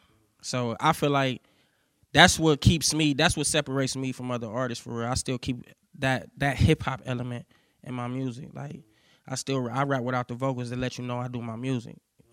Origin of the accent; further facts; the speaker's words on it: Cleveland, Ohio, United States; I'm from Cleveland, Ohio.